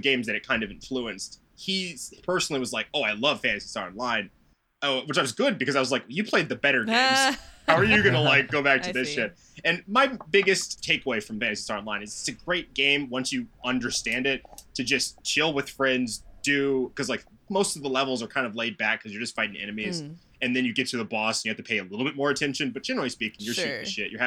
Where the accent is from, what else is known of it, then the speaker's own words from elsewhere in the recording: United States; I'm American